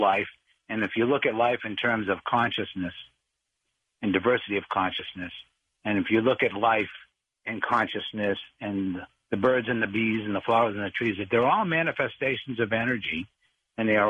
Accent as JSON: {"language": "English", "town": "Boston", "region": "Massachusetts", "country": "United States", "tie": "born or raised there", "said": "I grew up in Boston in a neighborhood, Dorchester."}